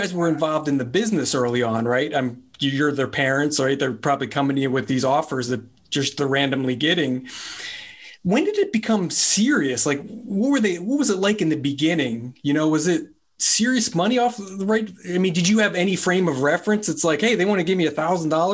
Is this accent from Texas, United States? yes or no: no; New Jersey, United States; I'm from New Jersey